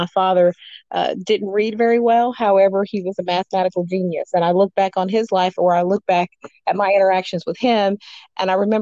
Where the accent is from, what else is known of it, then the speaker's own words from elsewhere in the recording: Muncie, Indiana, United States; moved away as an adult; now in North Carolina, United States; a person who grew up in Muncie, Indiana